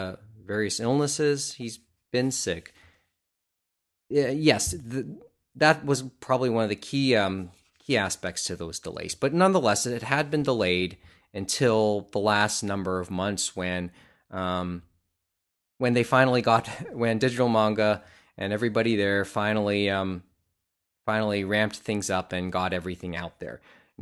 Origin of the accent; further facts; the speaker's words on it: Canada; it's kind of illustrates one of the frustrations of being Canadian.